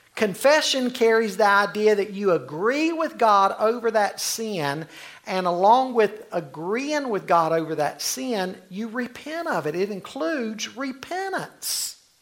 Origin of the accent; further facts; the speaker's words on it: Charlotte, North Carolina, United States; I grew up in the Cotswold area in Charlotte